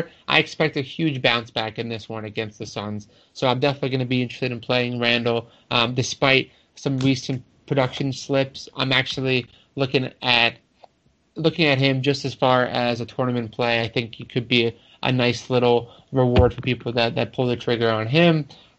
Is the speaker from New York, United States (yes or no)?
yes; New York, United States; as a New Yorker